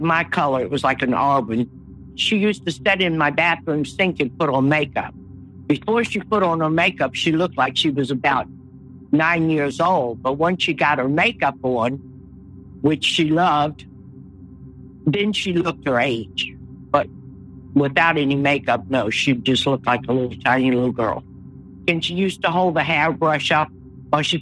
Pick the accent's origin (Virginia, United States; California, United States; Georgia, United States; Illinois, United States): Virginia, United States; Richmond; also born or lived in Philippines / Patuxent, Maryland; now in Stockton, United States; I grew up in Virginia, Richmond, Virginia, in Henrico County.